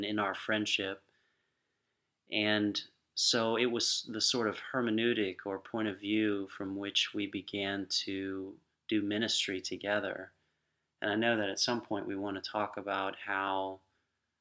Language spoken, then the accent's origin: English; Lakeland, Florida, United States; I grew up here in Lakeland.